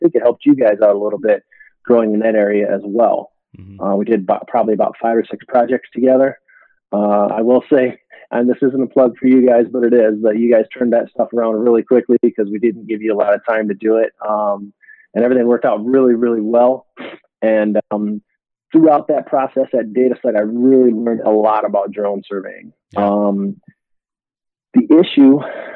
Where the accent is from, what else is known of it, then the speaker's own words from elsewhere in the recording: Detroit, Michigan, United States; moved away as an adult; also born or lived in Lakeland, Florida; I grew up in Detroit, Michigan.